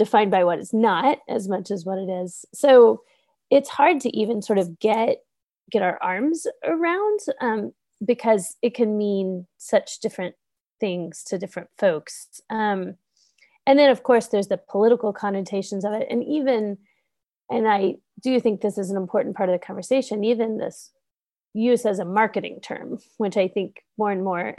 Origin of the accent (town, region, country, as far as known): United States; also born or lived in Pittsburgh, Pennsylvania